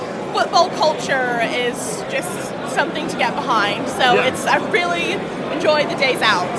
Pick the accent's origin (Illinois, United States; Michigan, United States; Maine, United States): Illinois, United States; Chicago; also born or lived in Charlotte, North Carolina; now in Brighton, United Kingdom; We moved from Charlotte, North Carolina, and I'm originally from Chicago, Illinois.